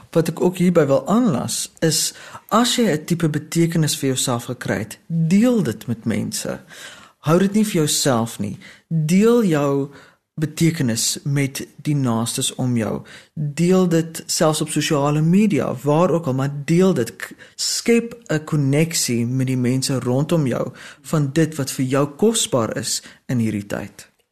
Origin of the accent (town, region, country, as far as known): South Africa